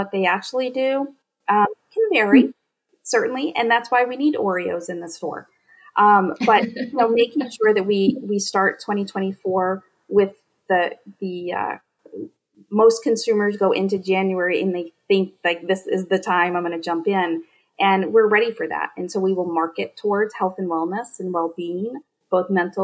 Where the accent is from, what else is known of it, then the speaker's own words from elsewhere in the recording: Northern Maine, United States; I grew up in Northern Maine on a potato farm